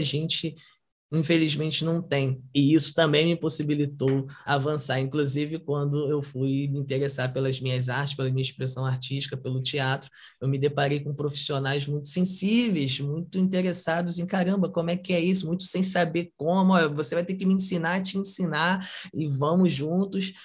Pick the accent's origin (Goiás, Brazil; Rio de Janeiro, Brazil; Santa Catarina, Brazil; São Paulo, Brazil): Rio de Janeiro, Brazil; São Gonçalo; sou de São Gonçalo, Rio de Janeiro, é uma comunidade e tal